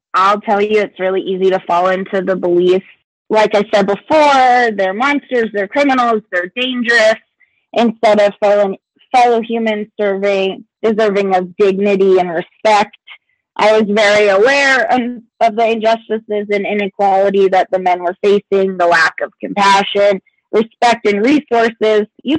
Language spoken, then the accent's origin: English; Fort Stewart, Georgia, United States; born there; now in Colorado, United States; However, I was born in Georgia, in Fort Stewart, Georgia. Moved around quite a bit before settling in Colorado myself a few years ago.